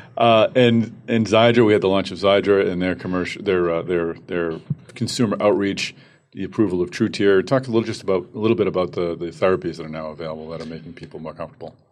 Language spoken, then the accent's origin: English; Boston, Massachusetts, United States; my hometown, Boston, Massachusetts